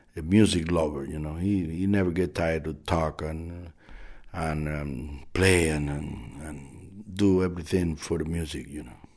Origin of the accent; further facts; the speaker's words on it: Artemisa, Cuba; also born or lived in Havana; my village where I grew up in Artemisa, which is a very small